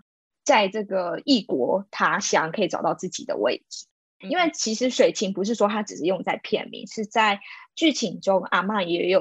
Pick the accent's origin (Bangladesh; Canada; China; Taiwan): Taiwan; 我本身是并没有移民过，是土生土长的台湾人。